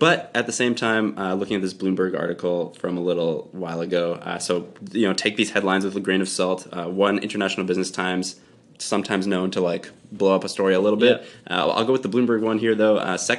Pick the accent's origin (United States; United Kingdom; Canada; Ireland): Canada; We're Canadian.